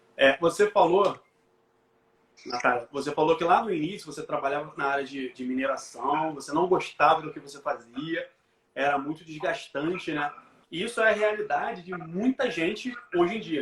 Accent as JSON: {"language": "Portuguese", "region": "Rio de Janeiro", "country": "Brazil", "said": "Eu sou aqui do Rio."}